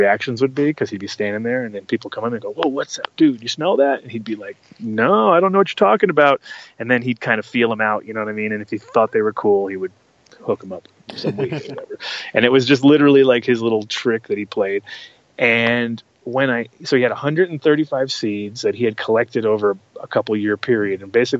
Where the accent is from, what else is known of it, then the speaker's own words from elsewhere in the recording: New York, United States; also born or lived in Rhode Island; So I'm from New York originally, but then later on when I was living with my grandmother, I kind of got a lot of friends around there, and I kind of forced my mom to move there at that time.